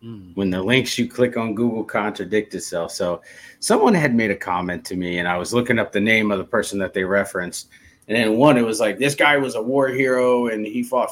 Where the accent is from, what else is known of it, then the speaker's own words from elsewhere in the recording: Erie, Pennsylvania, United States; moved away as an adult; also born or lived in West Virginia / Maryland / North Carolina; now in Alaska, United States; I grew up in Erie